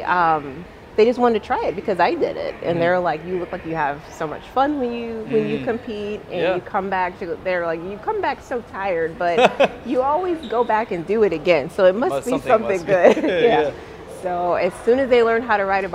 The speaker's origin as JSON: {"language": "English", "country": "United States"}